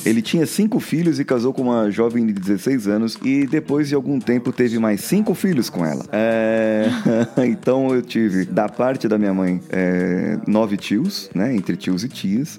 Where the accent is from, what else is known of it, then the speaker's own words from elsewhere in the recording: Barbacena, Minas Gerais, Brazil; eu era criança, quando era criança pequena lá em Barbacena